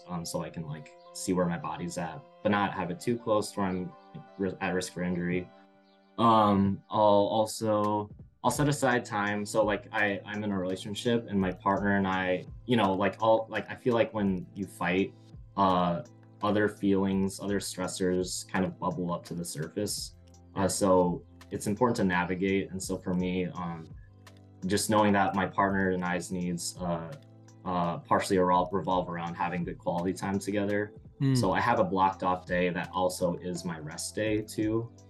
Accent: Iowa, United States; So I moved here from Iowa, and, in Iowa, we generally had like 4 classes like per week at my older gym

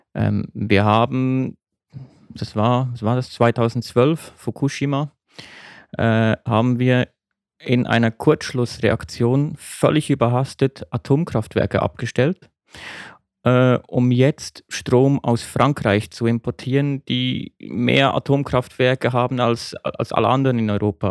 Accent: Switzerland; in mein Heimatland, die Schweiz

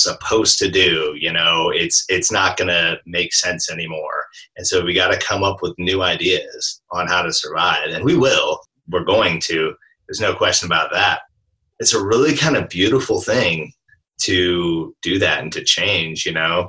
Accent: Alaska, United States; now in Portland, United States; I grew up in Alaska

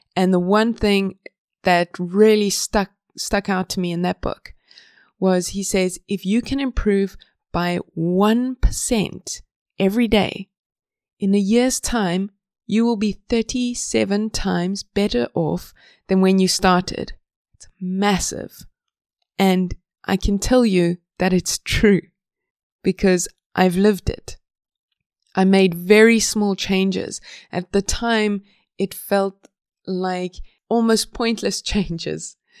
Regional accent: South Africa; moved away as an adult; now in Sweden; I'm from South Africa

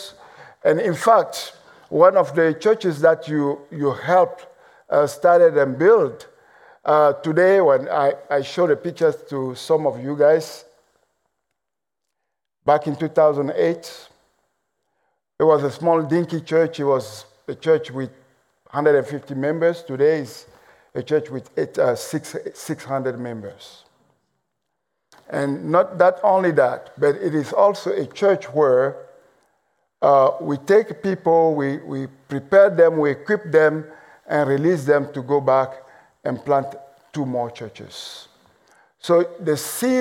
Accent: Togo; accent: mixed accent, French and English; English is a second language; I am from Togo. In case you're wondering about my accent, it's a mixed accent, French and English.

